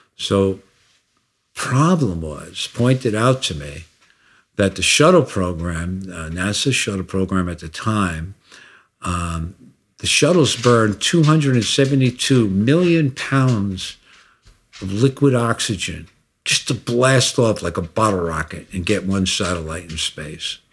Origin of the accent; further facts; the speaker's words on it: United States; I'm an American